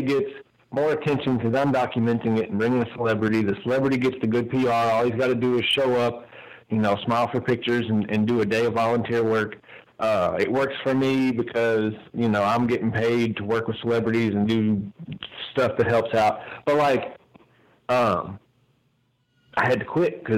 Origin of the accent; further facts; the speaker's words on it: Louisville, Kentucky, United States; my hometown, Louisville